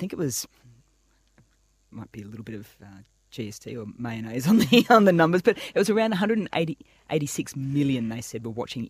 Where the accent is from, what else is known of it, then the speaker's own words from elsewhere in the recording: Australia; we grew up with …, as sort of like a very iconic theme song of Australian summer.